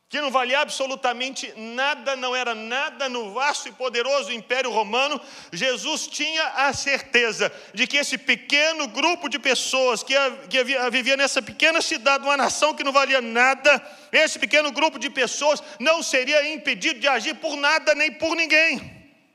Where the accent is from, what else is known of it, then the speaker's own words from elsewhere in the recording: Brazil; moved away; todos nós que estamos aqui, que somos brasileiros